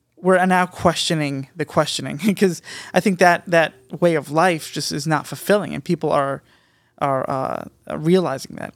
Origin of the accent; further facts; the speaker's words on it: United States; as an American, in America